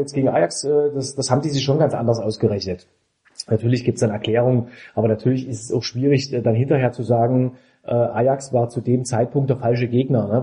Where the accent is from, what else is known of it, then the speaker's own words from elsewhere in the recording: Dresden, Saxony, Germany; now in Leipzig, Germany; Dresden ist ja meine Heimatstadt